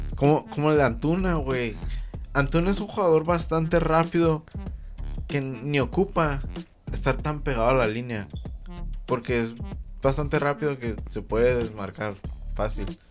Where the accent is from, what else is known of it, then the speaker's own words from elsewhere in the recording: Mexico; soy mexicano.